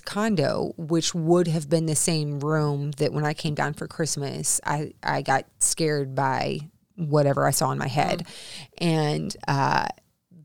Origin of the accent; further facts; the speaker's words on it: the South, United States; I'm from the South.